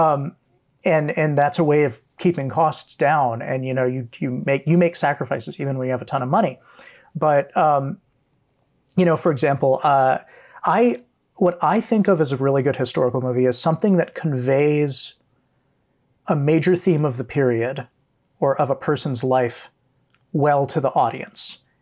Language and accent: English; Hawaii, United States; growing up in Hawaii